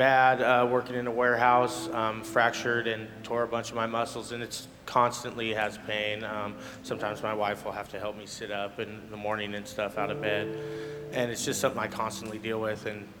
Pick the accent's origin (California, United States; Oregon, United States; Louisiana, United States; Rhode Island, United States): Oregon, United States; Hillsboro; I'm from Hillsboro, Oregon.